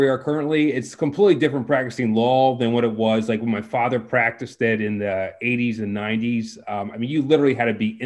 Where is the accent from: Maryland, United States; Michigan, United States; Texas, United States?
Maryland, United States; moved away as an adult; also born or lived in Baltimore, Maryland / Harrisburg, Pennsylvania; I'm from Maryland originally. I grew up there in the sticks